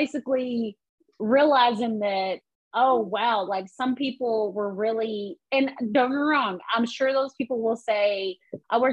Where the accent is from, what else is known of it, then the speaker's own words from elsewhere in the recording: Arkansas, United States; now in Atlanta, United States; growing up in Arkansas and stuff, you know, I come from absolutely nothing